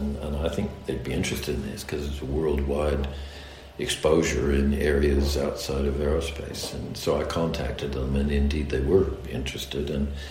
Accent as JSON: {"language": "English", "country": "United States", "accent": "American", "said": "the American accent in Formula One. And I suppose my accent now is, you might call it mid-Atlantic, so part English, part American."}